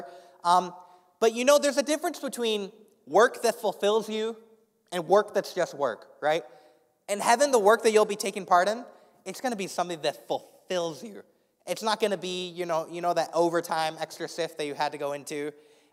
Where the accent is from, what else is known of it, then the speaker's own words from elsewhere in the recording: Indianapolis, Indiana, United States; moved away; I grew up in Indianapolis, Indiana